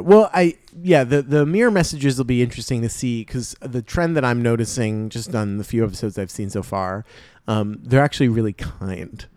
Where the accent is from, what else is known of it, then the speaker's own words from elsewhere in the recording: New Jersey, United States; I'm from New Jersey